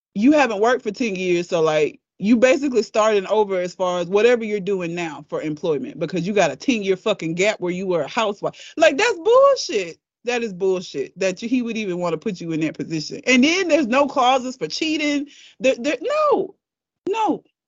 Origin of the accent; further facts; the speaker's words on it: United States; I am an American